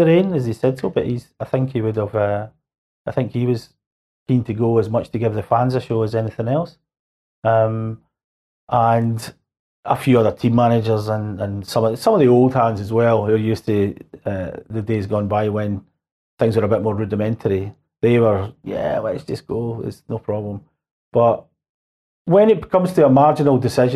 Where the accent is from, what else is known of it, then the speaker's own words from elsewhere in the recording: Scotland, United Kingdom; I come from Scotland